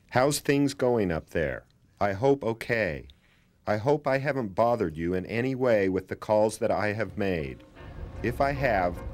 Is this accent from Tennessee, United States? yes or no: no; Beaver, Utah, United States; I'm from Beaver. Yeah. Beaver is a small kind of uh, farming town. You know, it's not close to anything really.